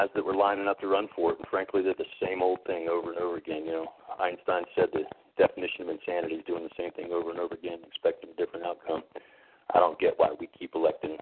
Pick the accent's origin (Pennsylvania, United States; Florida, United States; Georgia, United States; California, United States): Florida, United States; Tampa; I grew up here in Florida. I was one of six kids from a very poor family, raised in South Tampa by a single mother